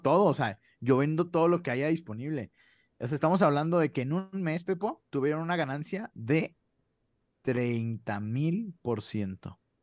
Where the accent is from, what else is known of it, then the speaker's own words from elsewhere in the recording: Chihuahua, Mexico; nosotros somos de Chihuahua